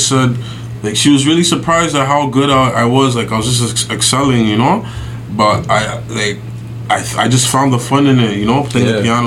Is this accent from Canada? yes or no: yes; Toronto, Ontario, Canada; I was born in Toronto, of course. You know, I used to live in a hood called Falstaff